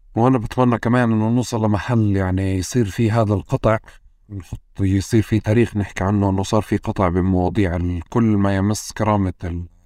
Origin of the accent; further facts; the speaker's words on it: Tulkarm, West Bank, Palestine; وإحنا كنا ساكنين يعني في طول كرم